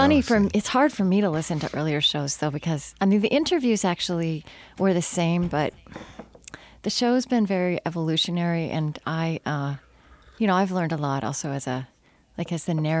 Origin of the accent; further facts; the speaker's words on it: Oklahoma, United States; moved away; I grew up not in West Texas, but in central Oklahoma.